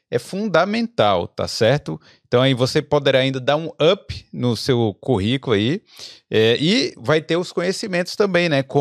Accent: Salvador, Bahia, Brazil; now in Dublin, Ireland; Eu sou de Salvador, na Bahia. Então, sou não, né? Mas morei lá há muito tempo.

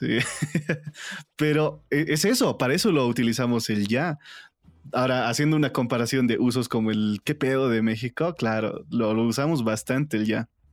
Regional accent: La Paz, Bolivia; dentro de la misma ciudad también tenemos acentos, porque acá en La Paz tenemos

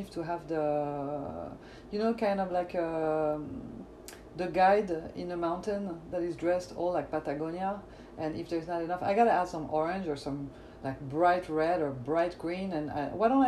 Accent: France; accent: French; English is a second language; now in Los Angeles, United States; the French accent

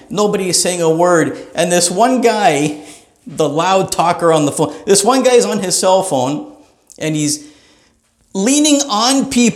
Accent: Greater Toronto Area, Ontario, Canada; I'm from the Greater Toronto Area, Canada

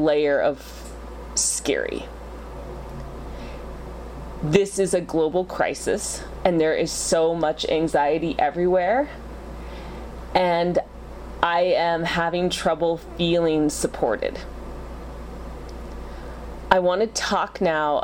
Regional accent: Utah, United States; I grew up in Utah

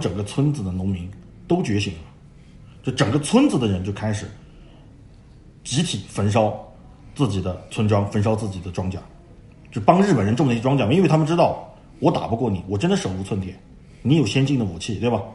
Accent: China; 我们中国人

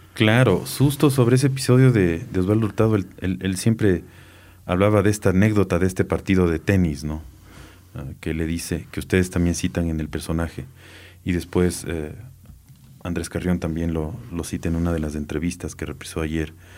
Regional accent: Quito, Pichincha, Ecuador; de niño, niño, era que en Quito en la noche no había agua

